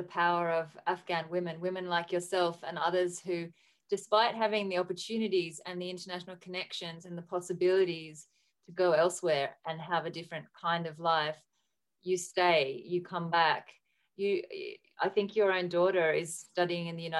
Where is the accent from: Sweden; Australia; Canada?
Australia; as an Australian in Australia